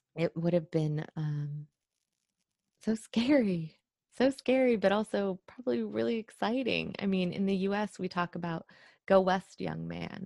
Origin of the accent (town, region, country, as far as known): Iran; born or raised there; moved away